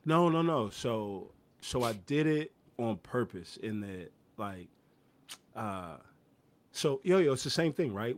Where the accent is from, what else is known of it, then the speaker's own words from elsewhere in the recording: Houston, Texas, United States; I grew up in Houston